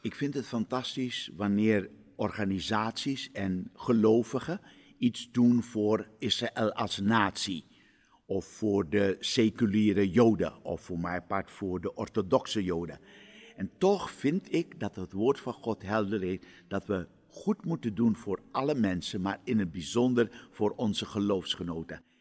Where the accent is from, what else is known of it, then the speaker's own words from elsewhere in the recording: Suriname; now in Amsterdam, Netherlands; ik ben in Suriname geboren en opgegroeid